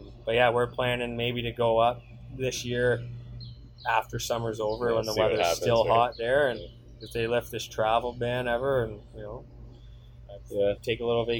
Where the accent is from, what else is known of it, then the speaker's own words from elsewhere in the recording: Windsor, Ontario, Canada; also born or lived in Sioux Lookout; So I grew up in Windsor. Windsor is my, I would call it my hometown now, not the Sioux anymore in a way.